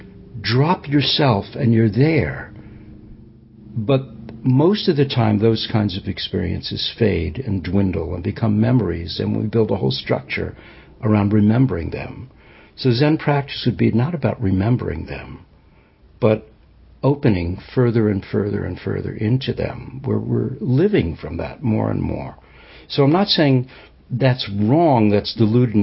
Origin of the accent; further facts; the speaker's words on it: New York City, New York, United States; I grew up Jewish in New York City